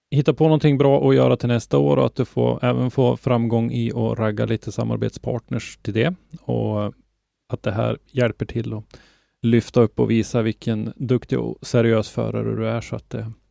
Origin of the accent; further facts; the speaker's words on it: Norrland, Sweden; Jag kan ju som norrlänning tycka att det är roligt att eh, bucklan hamnar här uppe hos oss.